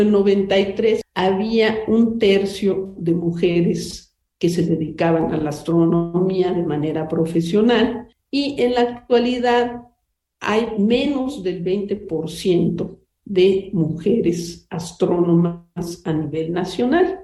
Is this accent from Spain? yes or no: no; Puebla, Mexico; also born or lived in Yucatán; yo soy yucateca, pero viví toda mi infancia y juventud en Puebla